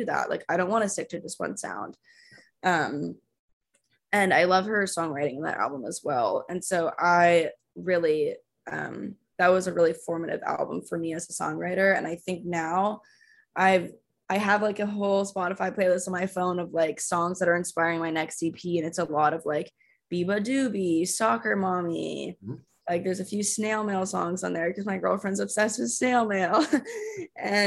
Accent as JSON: {"language": "English", "region": "Texas", "country": "United States", "also_born_or_lived": "Austin", "said": "I'm from Texas"}